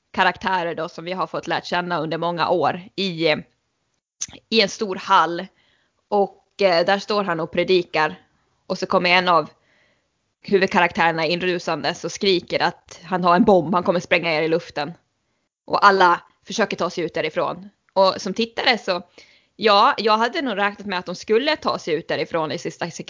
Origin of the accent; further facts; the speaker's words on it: Sweden; jag tror ju att eh, som svensk så är det nog väldigt många som tänker på det klassiska avslutet i såpan Tre Kronor.